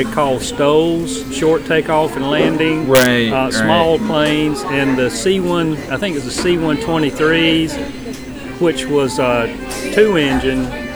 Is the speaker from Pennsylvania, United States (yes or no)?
no; Lumberton, North Carolina, United States; moved away as an adult; now in Raleigh, United States; I was born and raised in Lumberton, North Carolina, which is Robeson County.